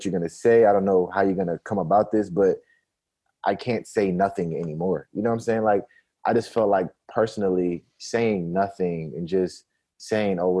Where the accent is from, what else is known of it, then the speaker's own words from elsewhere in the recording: Atlanta, Georgia, United States; also born or lived in Nigeria; now in Minneapolis, United States; I'm from the Metro Atlanta area